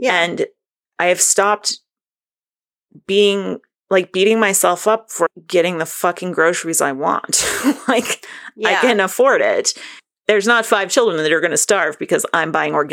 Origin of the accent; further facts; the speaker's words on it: Northern New England, United States; I'm from Northern New England